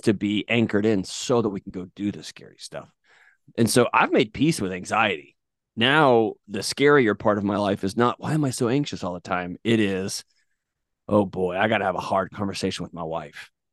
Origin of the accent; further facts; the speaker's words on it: Texas, United States; now in Tennessee, United States; growing up in Texas